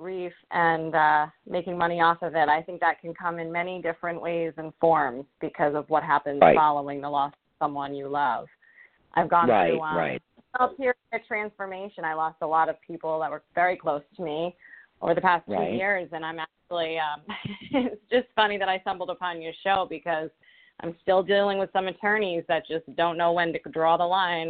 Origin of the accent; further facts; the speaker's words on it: Rhode Island, United States; I'm from Rhode Island.